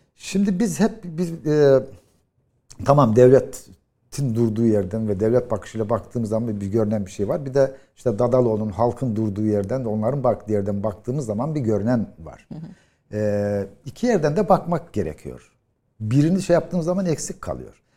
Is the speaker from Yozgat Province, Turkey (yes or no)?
yes; Yozgat, Yozgat Province, Turkey; bir Yozgatlı olarak